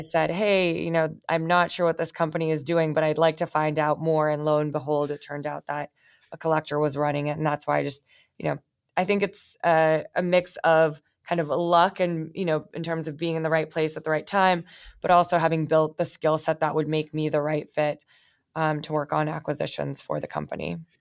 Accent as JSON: {"language": "English", "area": "Bay Area", "region": "California", "country": "United States", "tie": "born or raised there", "said": "I grew up in the Bay Area."}